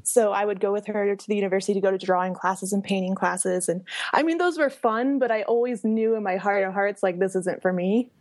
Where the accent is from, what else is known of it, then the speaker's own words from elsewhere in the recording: Hays, Kansas, United States; moved away; I'm originally from Hayes, Kansas, which is in the middle of Kansas